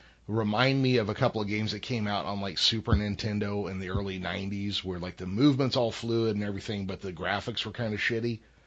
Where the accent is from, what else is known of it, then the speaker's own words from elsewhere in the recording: Modesto, California, United States; I grew up in George Lucas's hometown. I was 4 years old when Star Wars came out.